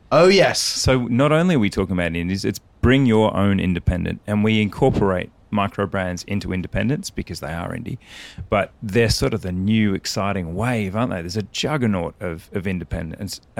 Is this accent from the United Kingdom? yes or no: yes; United Kingdom; I'm British, not, I'm not